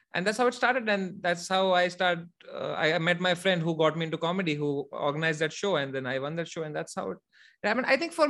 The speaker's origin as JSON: {"language": "English", "region": "Jammu and Kashmir", "country": "India", "second_language": "English", "said": "Actually, I'm from Kashmir."}